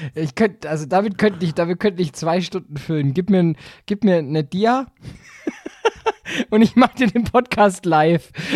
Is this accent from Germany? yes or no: yes; Southern Germany, Germany; Bei uns in Süddeutschland